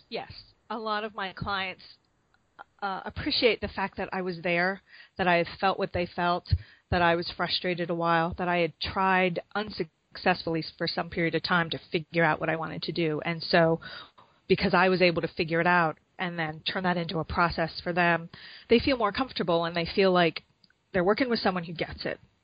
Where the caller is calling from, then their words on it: Chicago, Illinois, United States; I'm calling from Chicago.